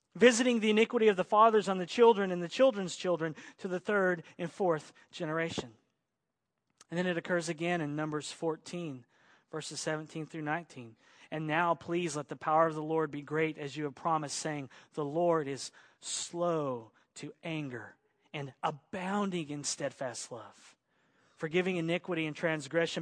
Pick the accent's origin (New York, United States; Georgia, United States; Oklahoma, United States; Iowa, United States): Oklahoma, United States; also born or lived in Arkansas / Texas / Los Angeles; now in Central Coast, California, United States; I was bo-, born in Arkansas, raised in Oklahoma, so I'm an Okie.